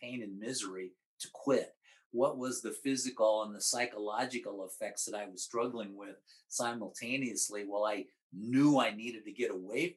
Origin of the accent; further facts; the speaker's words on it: Omaha, Nebraska, United States; moved away as an adult; also born or lived in Missouri / Amarillo; now in New Mexico, United States; worked in my hometown in Omaha